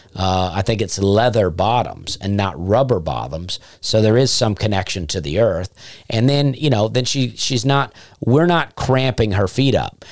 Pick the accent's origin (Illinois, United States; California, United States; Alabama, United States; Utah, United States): Alabama, United States; Opelika; moved away; also born or lived in Nashville / Charleston; I grew up in a town called Opelika